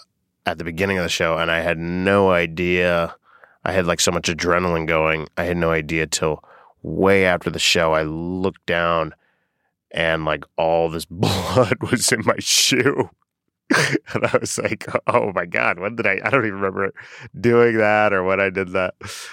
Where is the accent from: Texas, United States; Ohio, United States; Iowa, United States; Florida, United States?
Florida, United States; Boca Raton; Boca Raton, Florida.